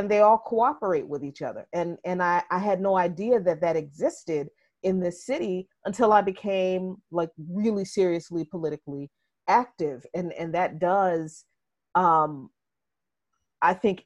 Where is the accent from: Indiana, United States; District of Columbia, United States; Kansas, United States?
District of Columbia, United States; Washington; also born or lived in Jarratt, Virginia; I grew up in this city since I was 6 years old